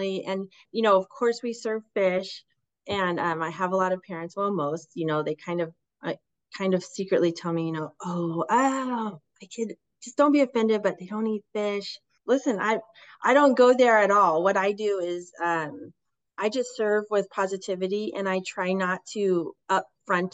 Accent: West Coast, United States; growing up on the West Coast as fishermen

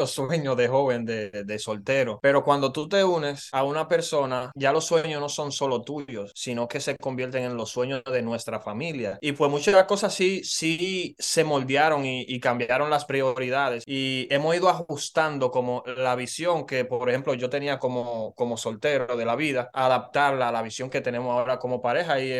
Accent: Dominican Republic; Adivinen qué, yo soy dominicano.

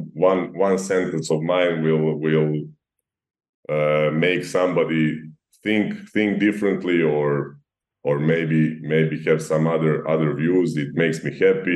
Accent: Serbia; growing up in Serbia

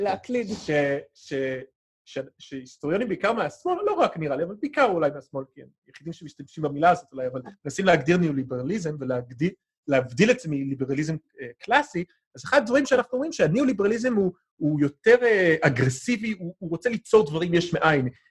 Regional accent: United States; בתור אמריקאי שלא גדל בקיבוץ

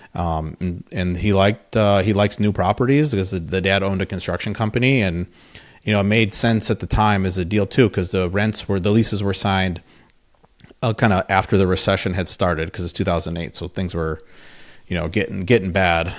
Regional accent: Wisconsin, United States; moved away as an adult; also born or lived in Madison, Wisconsin / Minnesota; I'm from Wisconsin

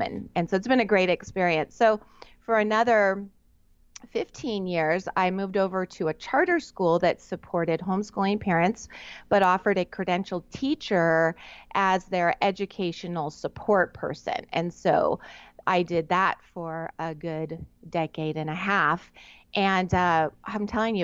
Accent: Southern California, United States; I'm on the very west side of the United States in Southern California, which we lovingly term SoCal

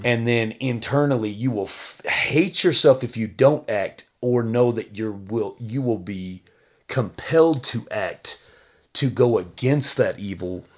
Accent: Texas, United States; I'm from Texas

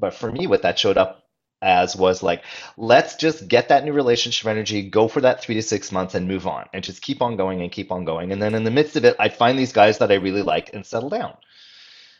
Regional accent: Montreal, Quebec, Canada; now in Vancouver, Canada; I grew up in Montreal

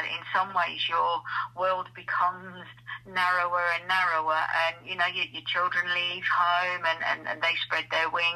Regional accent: Kent, South East England, United Kingdom; moved away as an adult; also born or lived in Barnsley, South Yorkshire; now in the Midlands, United Kingdom; I was born and bred in Barnsley, South Yorkshire, and when the pits closed, my parents moved down to Kent, and my dad became a postman down there. So absolutely lived my life down there from the age of 7

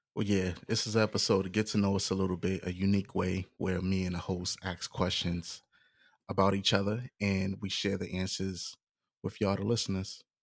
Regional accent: New York City, New York, United States; moved away; also born or lived in Hillsborough County, Florida; where I'm from, you know, I was born in the Bronx

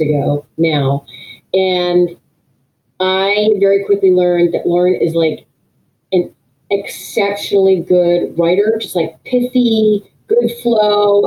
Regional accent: New Hampshire, United States; I grew up in New Hampshire

